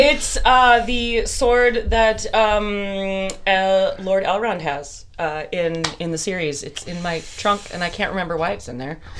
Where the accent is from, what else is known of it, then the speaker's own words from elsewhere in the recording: Midwest, United States; we're from the Midwest